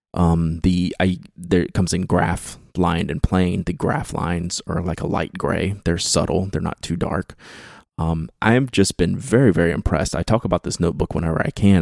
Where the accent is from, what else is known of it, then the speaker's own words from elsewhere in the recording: Baton Rouge, Louisiana, United States; I was born and raised in Baton Rouge, Louisiana